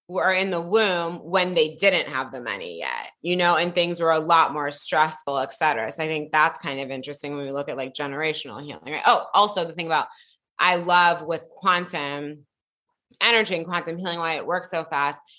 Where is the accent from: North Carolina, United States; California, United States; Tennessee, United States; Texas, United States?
California, United States; Piedmont; I grew up in Piedmont, California. I'm from the Bay Area.